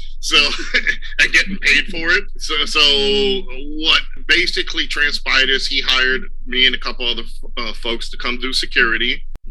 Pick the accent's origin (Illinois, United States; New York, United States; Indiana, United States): New York, United States; New York City; accent: New York; You're probably going to hear an accent on me. I am a New Yorker, born and bred in New York City.